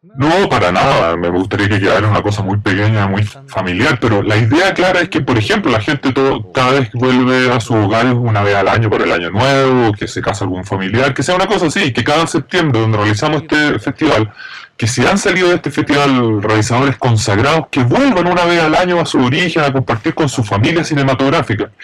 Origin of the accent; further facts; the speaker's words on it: Fukuoka, Japan; yo soy de Fukuoka, llamo mucho este, mi pueblo natal